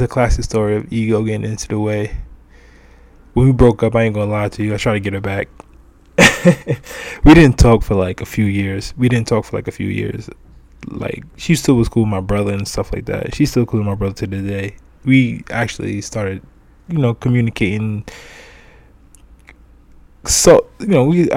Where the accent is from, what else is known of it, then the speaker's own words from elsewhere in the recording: New York City, New York, United States; I'm from Brooklyn